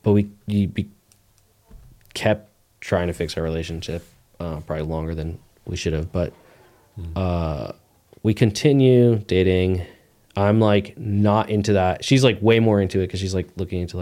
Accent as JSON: {"language": "English", "area": "Poconos", "region": "Pennsylvania", "country": "United States", "tie": "born or raised there"}